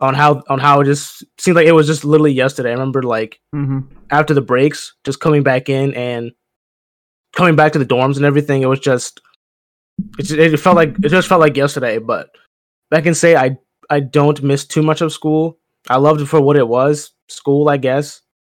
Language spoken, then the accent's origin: English; Chester, Pennsylvania, United States; I'm from Pennsylvania, small town, right outside of Philly, Chester, Pennsylvania. So right outside there, grew up in the Delaware County area, moved around, but from that area. So I rep Philly, even though I'm not from Philly